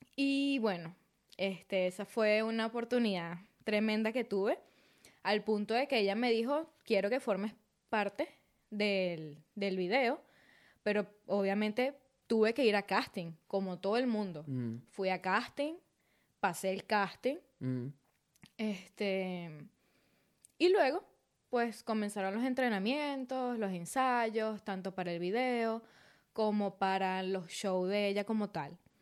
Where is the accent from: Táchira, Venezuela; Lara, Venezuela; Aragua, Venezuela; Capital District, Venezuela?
Aragua, Venezuela; Maracay; moved away as an adult; also born or lived in Valle de la Pascua, Guárico; now in Brisbane, Australia; realmente yo nací en Valle Pascua, Estado Guárico, pero crecí toda mi vida en Maracay, pero soy del llano